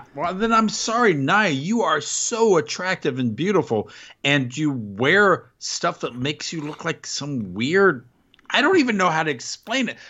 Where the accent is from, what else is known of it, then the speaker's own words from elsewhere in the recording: United States; as an American